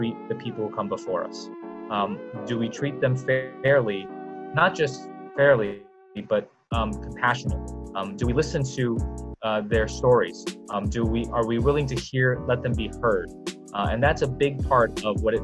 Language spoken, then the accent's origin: English; New York City, New York, United States; also born or lived in China; I was raised, born in China, came over here when I was 5, and then raised largely in Brooklyn